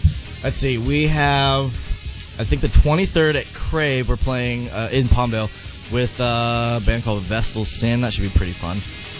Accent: Philippines; I'm Filipino.

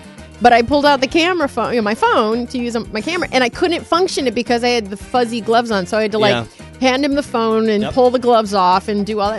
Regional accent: Midwest, United States; I'm born and raised in the Midwest. So I'm, used to having to go outside and chisel the ice off of my car

